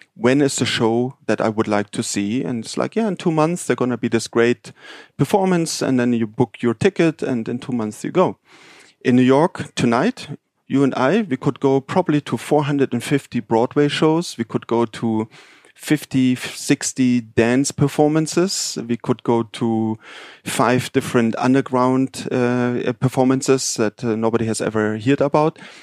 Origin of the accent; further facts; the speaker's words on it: Munich, Bavaria, Germany; moved away; I'm actually from Munich